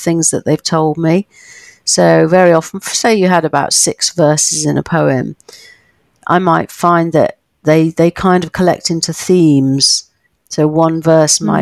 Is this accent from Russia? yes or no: no; United Kingdom; living as a Brit